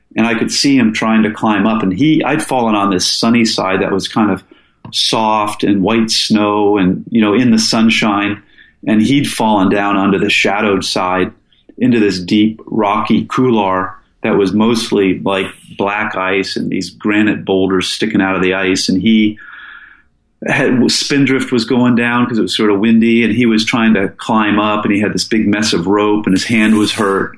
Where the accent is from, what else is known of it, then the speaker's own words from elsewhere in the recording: Falls Church, Virginia, United States; moved away as an adult; also born or lived in Seattle, Washington; now in Alaska, United States; I was born in Seattle, and um, I moved to the East Coast with my dad and mom as a kid. And I went to high school in Falls Church inside of the Beltway near DC